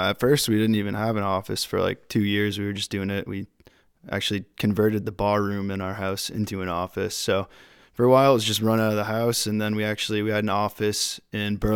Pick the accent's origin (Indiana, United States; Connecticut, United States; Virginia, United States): Connecticut, United States; I'm from Connecticut originally